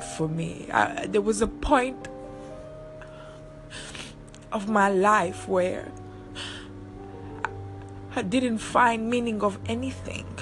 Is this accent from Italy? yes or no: yes; Italy; also born or lived in Seychelles; I was born on the island Seychelles, growing up in Italy, different society, different way of living